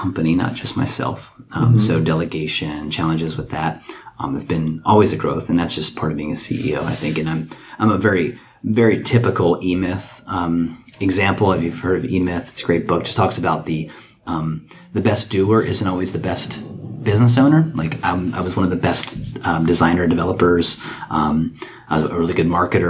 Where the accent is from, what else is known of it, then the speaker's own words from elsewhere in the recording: Frederick, Maryland, United States; I'm born and raised in Frederick.